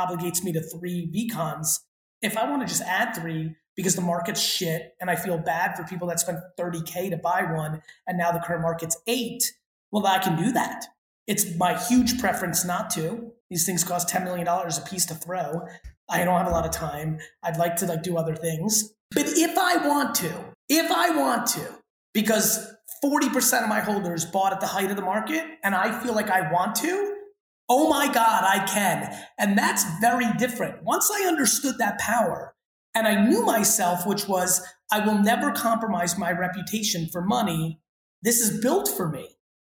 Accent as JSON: {"language": "English", "region": "New Jersey", "country": "United States", "tie": "born or raised there", "said": "I'm looking at New Jersey right now, and boy, even though Great Adventure and Action Park have played there, I'd love to build it in my home state."}